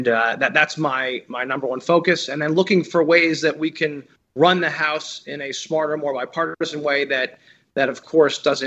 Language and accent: English; New Jersey, United States; I'm from Jersey